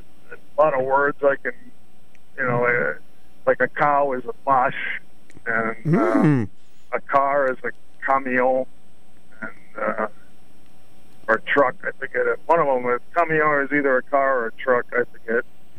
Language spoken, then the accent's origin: English; Taftville, Connecticut, United States; first language French; English is a second language; also born or lived in Sprague, Connecticut; I'm a Canadian French fry. Yep. Both my parents were born in Canada, and I went to Catholic school in Taftville. All the nuns spoke French, and all my relatives spoke French, and I spoke French in school.